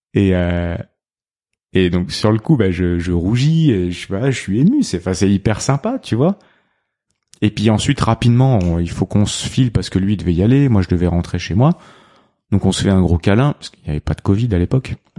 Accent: Réunion; mon petit rituel en tant que bon réunionnais

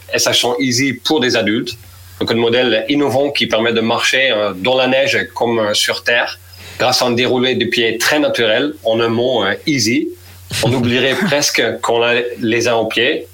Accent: Netherlands; moved away; je suis néerlandais, 44 ans

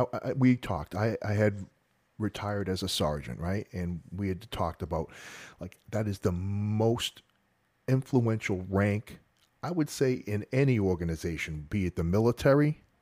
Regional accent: Massachusetts, United States; moved away as an adult; Yeah, man. I'm a North Shore of Boston kid, you know. I grew up there my whole life. And I actually moved down to Florida for the job back in the late 80s, early 90s.

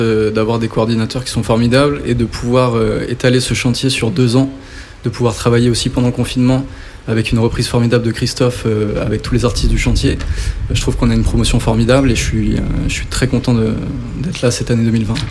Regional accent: Saint-Étienne, Auvergne-Rhône-Alpes, France; je viens donc de saint etienne

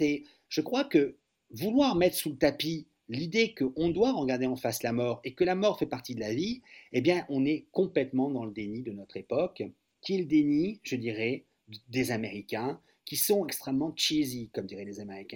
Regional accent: France; les Français

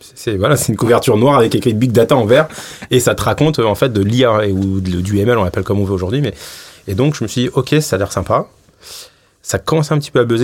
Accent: Paris, Île-de-France, France; je suis né à Paris

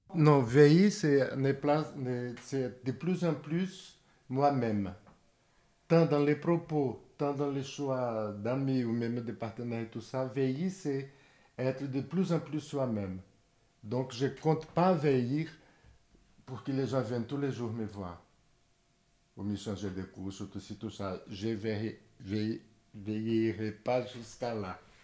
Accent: Brazil; moved away as an adult; now in France; Je suis brésilien, j'habite ici depuis 36 ans

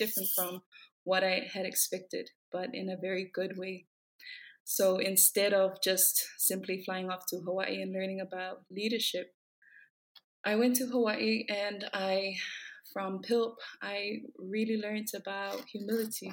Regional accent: Samoa; also born or lived in Fiji; So I'm from Samoa. Grew up in Samoa, lived in Samoa all my life.

